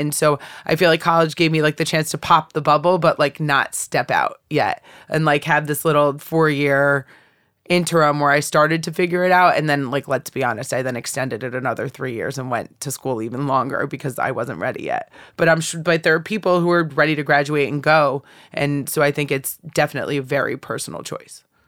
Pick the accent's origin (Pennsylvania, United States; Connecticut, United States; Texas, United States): Connecticut, United States; Bethany; moved away; I grew up in Bethany, Connecticut.